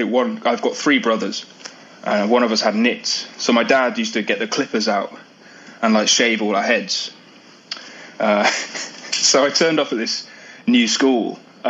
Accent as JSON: {"language": "English", "town": "Oxford", "region": "South East England", "country": "United Kingdom", "tie": "born or raised there", "also_born_or_lived": "Stoke-on-Trent", "moved": "yes", "said": "So we grew up around Oxfordshire and then moved into sort of Oxford proper in a place called Old Marston. So I grew up there until I was 10 years old."}